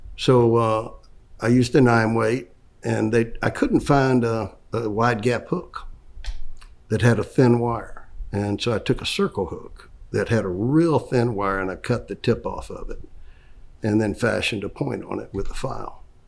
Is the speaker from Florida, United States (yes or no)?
yes; Orlando, Florida, United States; I grew up, I was born here in Orlando